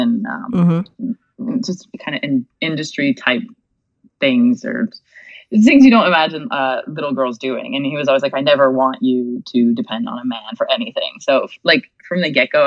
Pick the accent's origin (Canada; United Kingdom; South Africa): Canada; Quebec City, Quebec; also born or lived in Montreal; I was born in Quebec City.